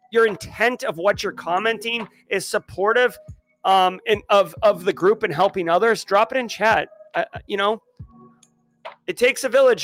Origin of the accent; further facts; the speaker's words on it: New England, United States; now in South Carolina Lowcountry, United States; I grew up in New England.